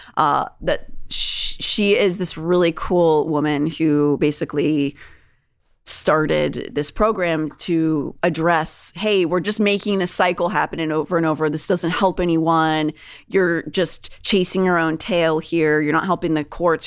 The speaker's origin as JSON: {"language": "English", "town": "Pittsburgh", "region": "Pennsylvania", "country": "United States", "tie": "born or raised there", "also_born_or_lived": "New York", "moved": "yes", "said": "When I was growing up in Pittsburgh"}